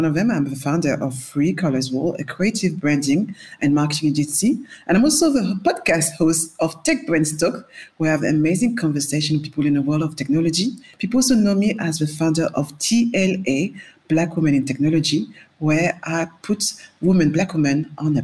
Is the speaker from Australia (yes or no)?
no; France; accent: French; now in London, United Kingdom; people can hear from my accent, I'm French